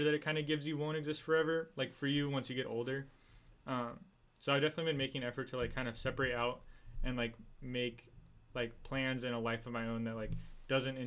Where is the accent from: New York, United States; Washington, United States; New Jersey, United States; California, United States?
California, United States; San Diego; now in Orange County, United States; I'm from San Diego, and I'm still friends with a lot of guys down there